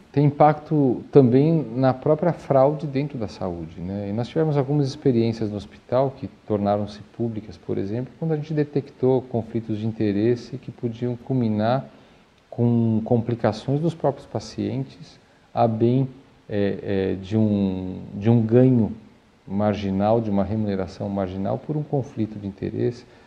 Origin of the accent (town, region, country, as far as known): Brazil